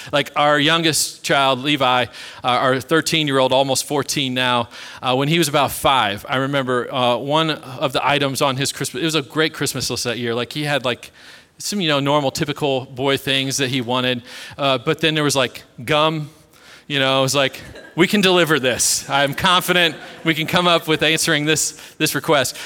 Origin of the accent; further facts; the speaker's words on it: Kansas City, United States; I was born and raised in Kansas City